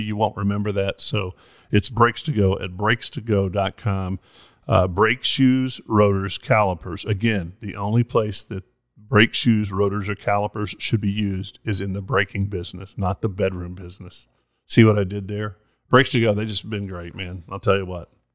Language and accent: English; Monahans, Texas, United States; moved away; my hometown, Monahans, Texas